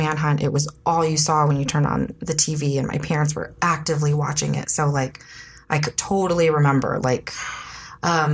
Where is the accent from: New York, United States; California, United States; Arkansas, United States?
California, United States; Elk Grove; moved away as an adult; also born or lived in San Francisco / Novato; I'm from Sacramento. I was born in San Francisco. I spent the very beginning of my life in Novato. And then I lived until I was 18 in Sacramento. Oh, well, outside of Sacramento, actually, the suburbs, Elk Grove.